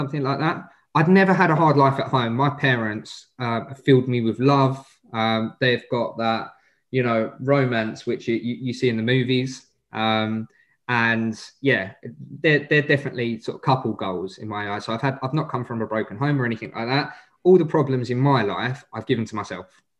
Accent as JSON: {"language": "English", "area": "Essex", "region": "East of England", "country": "United Kingdom", "accent": "Essex", "said": "I'm an Essex boy"}